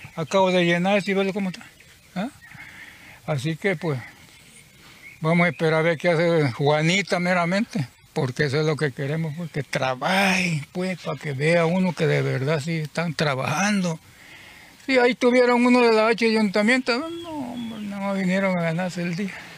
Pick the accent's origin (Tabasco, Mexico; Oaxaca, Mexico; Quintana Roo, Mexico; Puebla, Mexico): Tabasco, Mexico; moved away as an adult; yo soy de Tabasco, de Tiapa, Tabasco, Tiapa, Tiapa, Tiapa. De ahí vengo yo